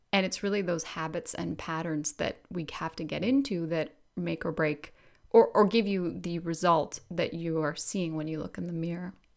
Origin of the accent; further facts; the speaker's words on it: Canada